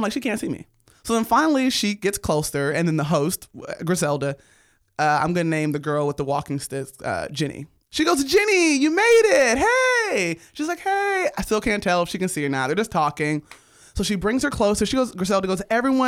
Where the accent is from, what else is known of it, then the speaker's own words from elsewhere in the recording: Los Angeles, California, United States; born and raised in Los Angeles.